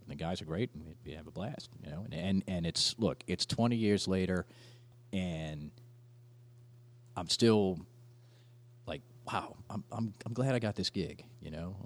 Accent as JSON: {"language": "English", "town": "Slidell", "region": "Louisiana", "country": "United States", "tie": "born or raised there", "said": "so I grew up in Slidell, I moved there when I was nine."}